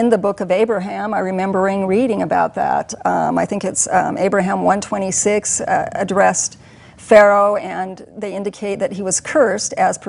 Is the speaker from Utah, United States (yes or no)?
yes; Bountiful, Utah, United States; growing up in Bountiful, Utah before we left in 1974